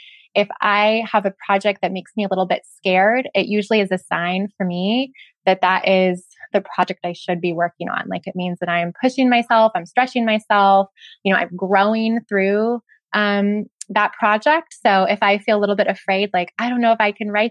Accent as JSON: {"language": "English", "town": "Ventura", "region": "California", "country": "United States", "tie": "born or raised there", "said": "my hometown of Ventura"}